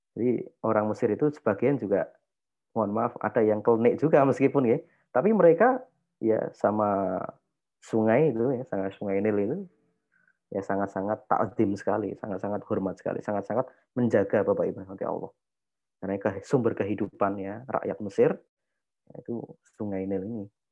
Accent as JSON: {"language": "Indonesian", "town": "Yogyakarta", "region": "Special Region of Yogyakarta", "country": "Indonesia", "said": "saya orang Jawa nggih, maksudnya saya orang Jogja."}